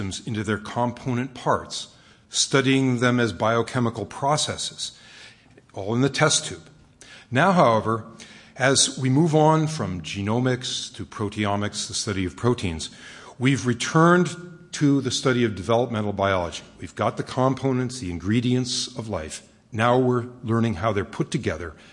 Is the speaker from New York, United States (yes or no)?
yes; Westchester, New York, United States; moved away; I grew up out in Westchester